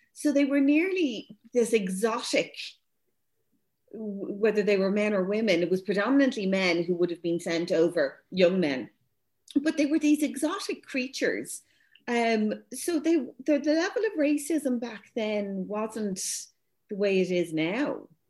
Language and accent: English; Dublin, Leinster, Ireland; me growing up as mixed race in St. Louis and Rathmines, I was the only non fully white uh, schoolgirl in the whole school